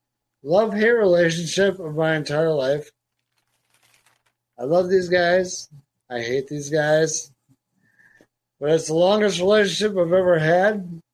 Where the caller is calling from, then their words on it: South Dakota, United States; South Dakota.